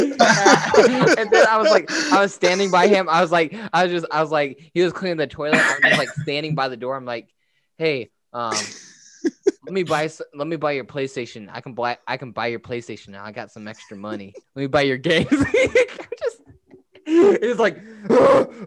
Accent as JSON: {"language": "English", "town": "Moundridge", "region": "Kansas", "country": "United States", "tie": "born or raised there", "moved": "yes", "said": "my hometown of Mound Ridge"}